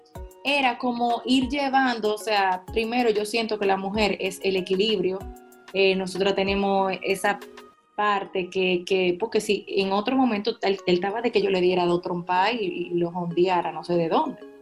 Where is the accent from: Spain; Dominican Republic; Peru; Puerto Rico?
Dominican Republic; La Vega; Yo soy de La Vega